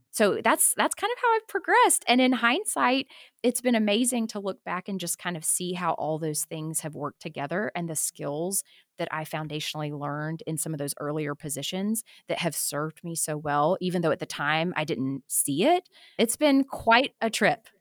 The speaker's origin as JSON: {"language": "English", "town": "Tuscaloosa", "region": "Alabama", "country": "United States", "tie": "born or raised there", "also_born_or_lived": "Tucson, Arizona", "moved": "as an adult", "said": "I grew up in Tuscaloosa, Alabama, but I went to college out in Tucson, Arizona"}